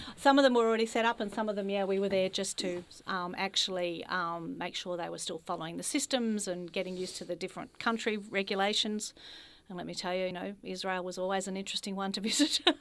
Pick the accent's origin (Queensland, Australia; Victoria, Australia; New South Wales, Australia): Victoria, Australia; Ballarat; I'm a country girl, grew up in Ballarat